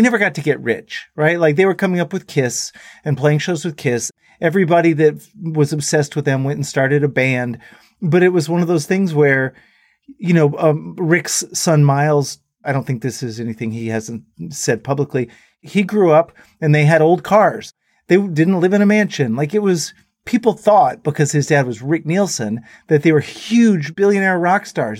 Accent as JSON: {"language": "English", "town": "Dallas", "region": "Texas", "country": "United States", "said": "we went home to Dallas"}